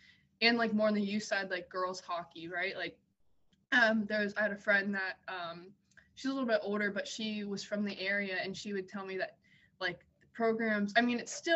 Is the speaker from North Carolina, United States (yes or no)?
yes; Wake Forest, North Carolina, United States; I'm from Wake Forest